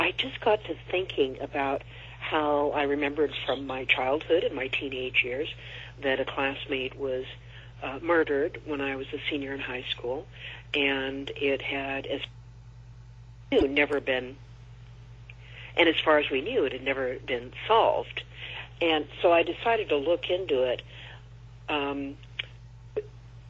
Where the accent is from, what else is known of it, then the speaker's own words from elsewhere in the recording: Corvallis, Oregon, United States; moved away; I have always gone back to my hometown over the years because my parents were still there for many years